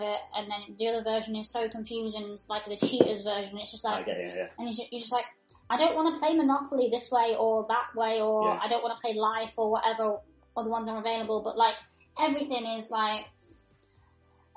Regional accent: Chadderton, North West England, United Kingdom; also born or lived in Sheffield; now in Manchester, United Kingdom; I'm originally from Chadderton.

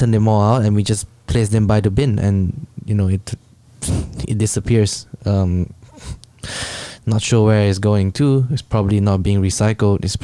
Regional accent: Singapore; I was brought up in Singapore like um, school, right?

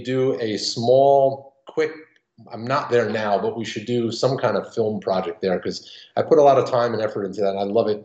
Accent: New York, United States; I'm being from New York

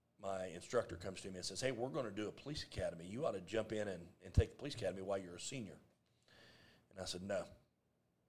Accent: Ripley, Ohio, United States; Born and raised in Ripley

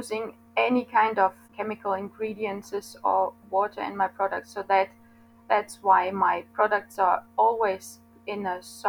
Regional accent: Denmark; I am from Denmark.

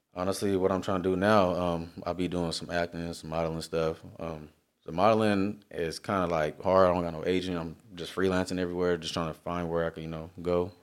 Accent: Long Beach, California, United States; I'm from Long Beach

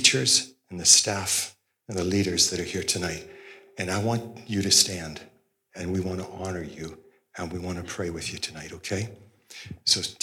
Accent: Osoyoos, British Columbia, Canada; I grew up in Osoyoos and went to the Pentecostal church

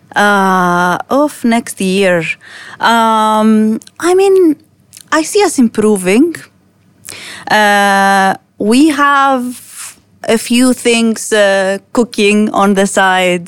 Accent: Greece; now in United Arab Emirates; I come from Greece, a very different market. And then I come here

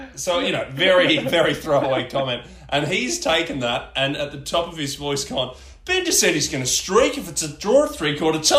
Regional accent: Ballarat, Victoria, Australia; moved away as an adult; also born or lived in Geelong; I grew up in Ballarat, um, cold freezing town in bottom of Victoria, and uh, moved to Geelong

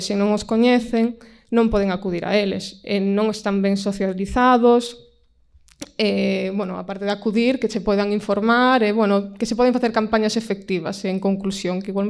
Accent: A Pobra do Caramiñal, Galicia, Spain; now in Vigo, Spain; eu son do, da Pobra do Caramiñal, que é na costa, na zona do Barbanza, entón tampouco son unha, unha muller do rural rural, pero sí que son dunha vila de menos de 10.000 habitantes.

